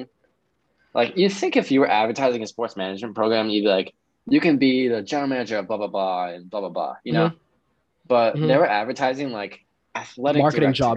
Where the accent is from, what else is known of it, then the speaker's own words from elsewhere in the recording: Norfolk, Massachusetts, United States; growing up in Norfolk, bro, there's like no clubs